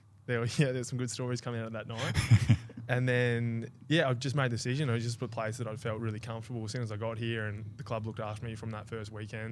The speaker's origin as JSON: {"language": "English", "town": "Melbourne", "region": "Victoria", "country": "Australia", "tie": "born or raised there", "also_born_or_lived": "Alice Springs, Australia"}